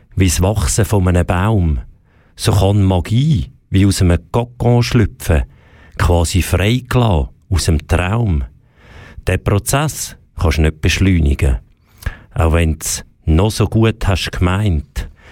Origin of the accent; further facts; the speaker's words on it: Switzerland; bei uns in der Schweiz